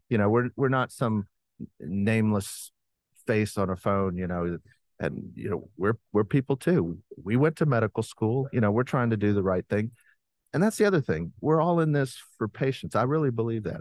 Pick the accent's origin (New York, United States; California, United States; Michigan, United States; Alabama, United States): Alabama, United States; moved away; I'm from Alabama